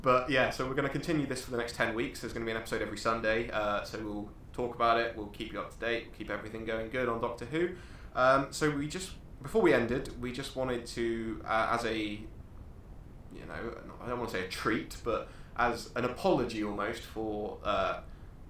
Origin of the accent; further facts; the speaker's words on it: England, United Kingdom; we're English